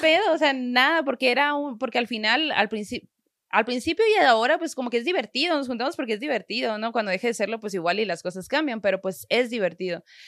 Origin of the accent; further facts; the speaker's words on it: Sonora, Mexico; yo como buena norteña, sonorense y crecida en una familia muy, muy católica